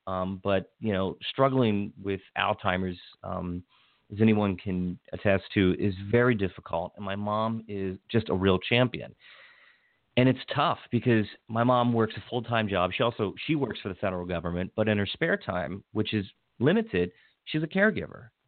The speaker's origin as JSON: {"language": "English", "town": "Hagerstown", "region": "Maryland", "country": "United States", "tie": "born or raised there", "said": "I grew up in Western Maryland, in Hagerstown, Maryland, and my pretty much my entire family's from there"}